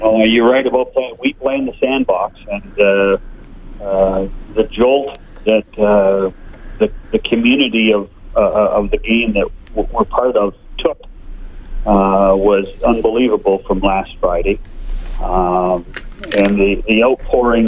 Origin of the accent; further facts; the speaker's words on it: British Columbia, Canada; I grew up in British Columbia